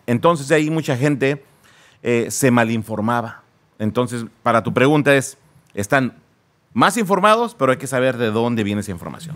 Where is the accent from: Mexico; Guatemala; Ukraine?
Mexico; Naucalpan, State of Mexico; first language Spanish; moved away as an adult; now in United States; ahí nací en lo que es el Estado de México. Eh, crecí ahí en, en, esa zona de Naucalpan